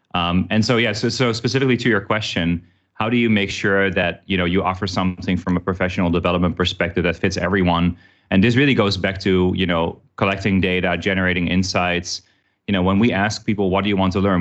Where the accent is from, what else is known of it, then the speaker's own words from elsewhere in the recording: Amsterdam, North Holland, Netherlands; moved away as an adult; also born or lived in New York / Chicago / Singapore; now in Vietnam; I worked, uh, with them in Amsterdam, which is where I'm originally from